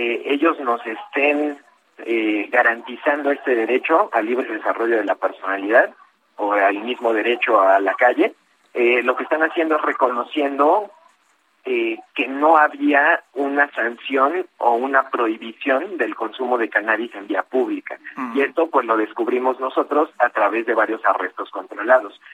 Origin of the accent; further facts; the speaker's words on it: Oaxaca, Mexico; now in Mexico City, Mexico; yo nací en Oaxaca